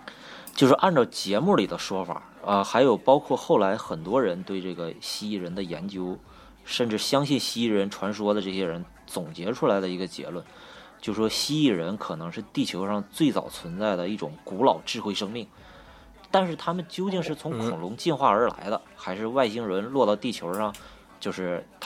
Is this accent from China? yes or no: yes; Northeast China, China; accent: Northeastern (Dongbei); 你看我这东北东北口音都出来了